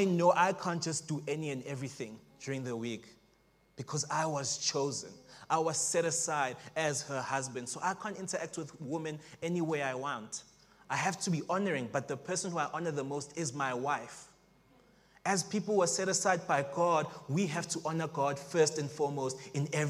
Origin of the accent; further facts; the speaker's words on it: Springs, Gauteng, South Africa; also born or lived in Johannesburg; now in Pretoria, South Africa; originally, I am from Springs